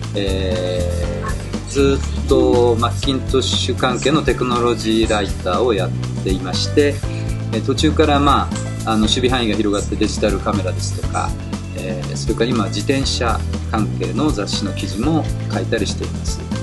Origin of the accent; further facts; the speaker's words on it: Tokyo, Japan; also born or lived in Ichikawa, Chiba; もともと東京出身というか